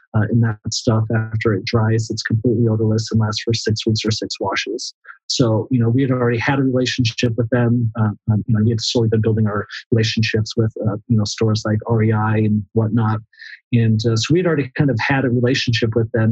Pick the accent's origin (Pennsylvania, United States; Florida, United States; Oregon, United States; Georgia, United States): Florida, United States; growing up in Florida